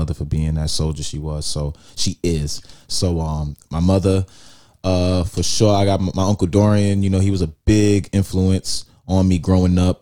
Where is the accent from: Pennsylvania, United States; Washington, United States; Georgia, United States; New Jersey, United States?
New Jersey, United States; I come from Jersey, so it's like that up north shit